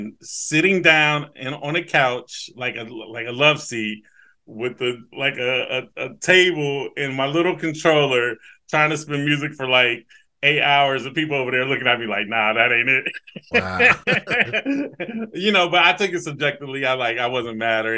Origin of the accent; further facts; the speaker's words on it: Newark, Ohio, United States; now in Columbus, United States; I am from the east end of Newark, Ohio, 740.